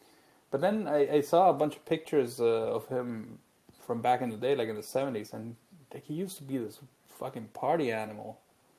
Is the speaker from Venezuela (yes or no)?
yes; Venezuela; Yeah, I was born in Venezuela and I grew up there.